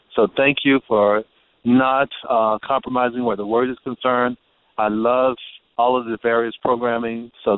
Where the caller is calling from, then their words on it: Omaha, Nebraska, United States; Hi, I'm calling from Offutt Air Force Base in Omaha, Nebraska.